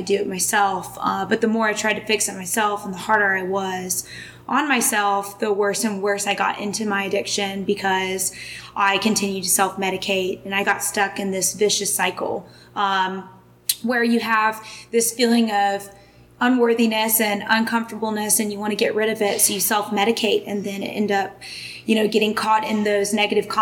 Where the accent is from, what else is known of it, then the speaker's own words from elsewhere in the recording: Atlanta, Georgia, United States; I am from Atlanta, Georgia